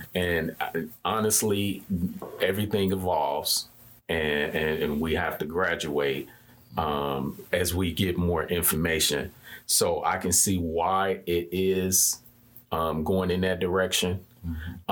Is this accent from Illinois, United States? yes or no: yes; Chicago, Illinois, United States; I'm from the Austin community.